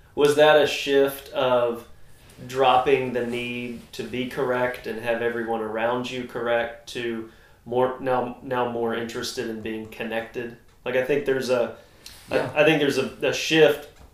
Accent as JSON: {"language": "English", "region": "North Texas", "country": "United States", "said": "I'm a redneck from North Texas"}